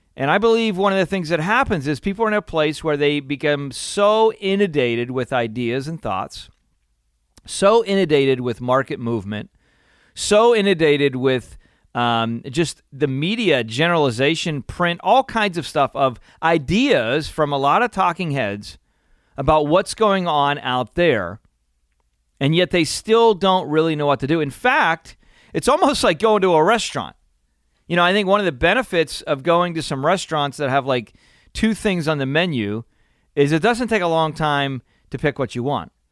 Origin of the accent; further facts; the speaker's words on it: Pennsylvania, United States; I'm growing up in Pennsylvania and it's a beautiful area